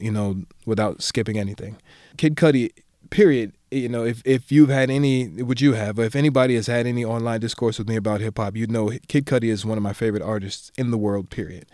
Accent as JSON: {"language": "English", "region": "Maryland", "country": "United States", "said": "I'm from Maryland, so I'm from the D M V"}